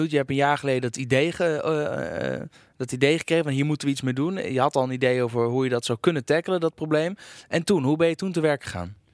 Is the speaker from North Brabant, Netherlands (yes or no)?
no; Arnhem, Gelderland, Netherlands; eh, ik kom uit Arnhem